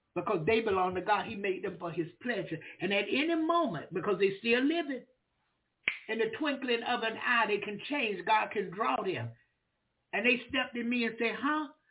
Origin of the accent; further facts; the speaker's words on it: Florida, United States; I'm a preacher from Florida